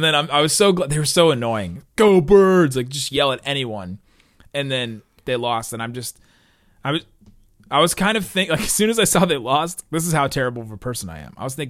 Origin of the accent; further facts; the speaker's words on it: Cincinnati, Ohio, United States; we grew up in the Cincinnati area.